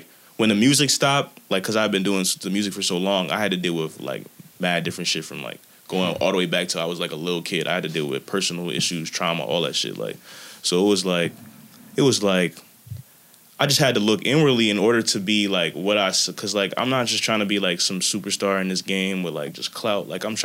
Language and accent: English; New Jersey, United States; Jersey raised me